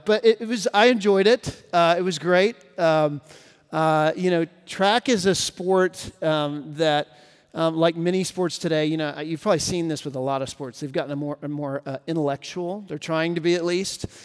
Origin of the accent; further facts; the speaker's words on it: Texas, United States; moved away as an adult; now in Nashville, United States; I'm from Texas originally, and it's where I met my wife, and uh, we both grew up there